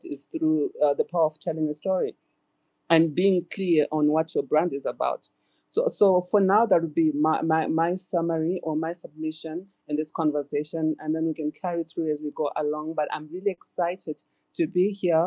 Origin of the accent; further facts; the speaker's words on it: Zimbabwe; I'm from Zimbabwe.